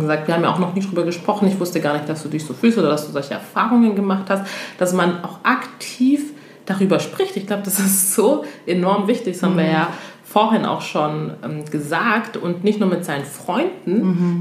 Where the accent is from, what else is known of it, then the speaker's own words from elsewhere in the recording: Togo; now in Germany; ich komme ja ursprünglich aus Togo